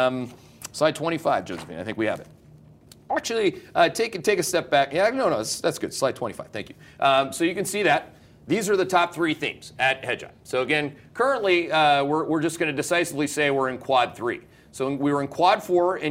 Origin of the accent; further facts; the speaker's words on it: Canada; I'm Canadian.